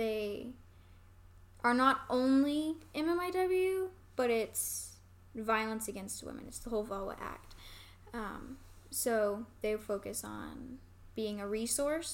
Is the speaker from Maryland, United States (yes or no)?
no; Lawton, Oklahoma, United States; I grew up in Lawton